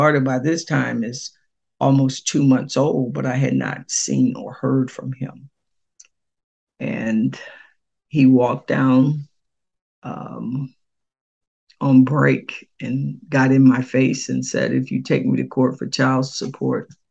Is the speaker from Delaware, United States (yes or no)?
yes; Selbyville, Delaware, United States; moved away as an adult; now in Tallahassee, United States; My hometown, Selbyville, Delaware, is smaller